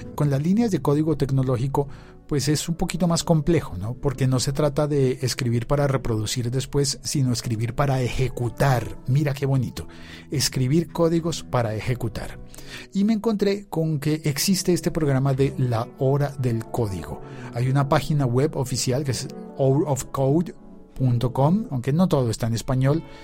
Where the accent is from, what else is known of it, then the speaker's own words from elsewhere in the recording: Colombia; en mi país, en Colombia